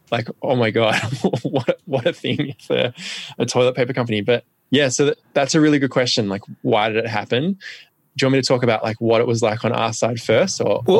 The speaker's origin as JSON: {"language": "English", "country": "Australia", "said": "For me, what I realized"}